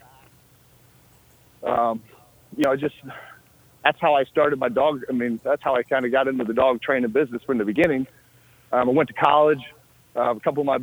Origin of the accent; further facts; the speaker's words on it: Northwest Ohio, United States; I grew up in Northwest Ohio